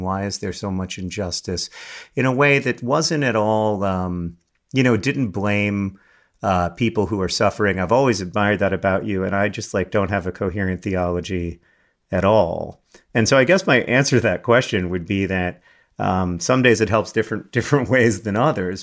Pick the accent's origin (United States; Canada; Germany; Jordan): United States